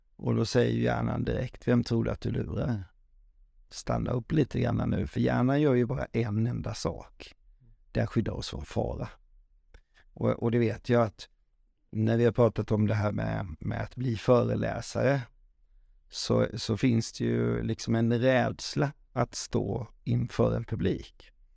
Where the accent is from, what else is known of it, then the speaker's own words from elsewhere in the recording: Falkenberg, Halland County, Sweden; Falkenberg, för där är jag född och uppväxt